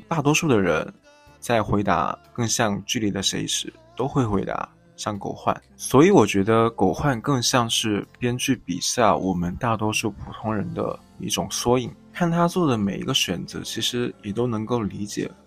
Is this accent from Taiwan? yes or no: no; Jiangxi, China; moved away; 我本身是江西人